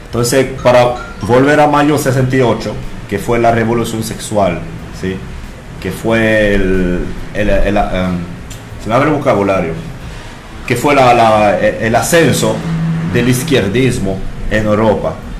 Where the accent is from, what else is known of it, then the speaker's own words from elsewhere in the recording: France; Spanish is a second language; moved away as an adult; now in Dominican Republic; soy, ah, entonces francés, tengo aquí desde mm, NRD desde los 20 años, ya tengo 34